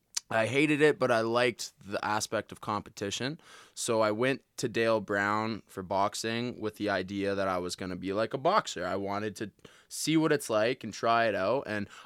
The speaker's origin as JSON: {"language": "English", "town": "Calgary", "region": "Alberta", "country": "Canada", "tie": "born or raised there", "said": "Yeah, okay, I was born and raised in Calgary, and I got picked on a lot, man."}